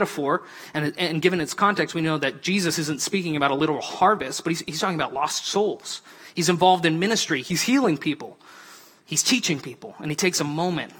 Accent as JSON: {"language": "English", "region": "Montana", "country": "United States", "said": "I'm from Montana"}